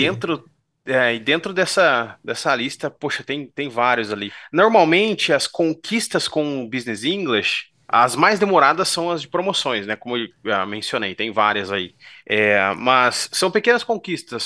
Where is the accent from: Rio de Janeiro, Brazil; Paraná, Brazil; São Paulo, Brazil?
São Paulo, Brazil; Bauru; sou natural de Bauru, tenho 34 anos.